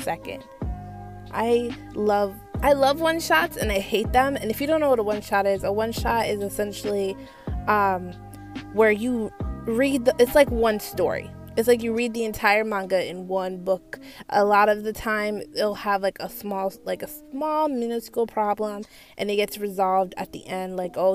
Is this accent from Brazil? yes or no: no; Jamaica; I'm not Nigerian, but I am Jamaican